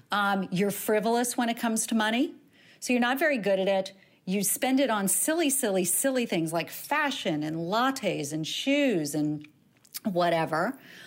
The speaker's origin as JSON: {"language": "English", "region": "the South", "country": "United States", "tie": "born or raised there", "said": "I grew up in the South as well."}